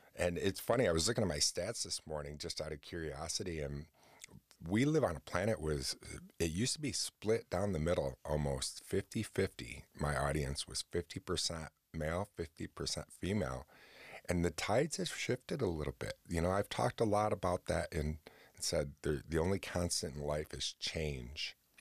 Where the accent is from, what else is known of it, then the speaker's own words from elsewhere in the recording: New Haven, New York, United States; growing up out in New Haven, where I grew up in New York, um, which was a tiny little town